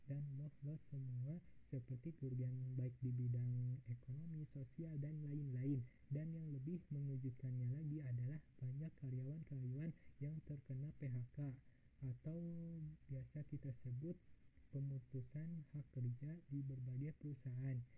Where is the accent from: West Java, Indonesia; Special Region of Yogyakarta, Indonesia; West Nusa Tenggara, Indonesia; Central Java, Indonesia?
West Java, Indonesia; Bandung; Gue asli dari Bandung